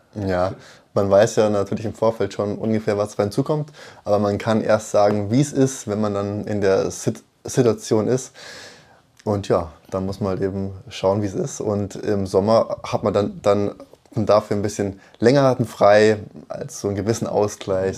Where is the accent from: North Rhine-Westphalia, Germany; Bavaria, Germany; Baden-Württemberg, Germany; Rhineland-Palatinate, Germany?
Bavaria, Germany; Munich; gebürtig aus München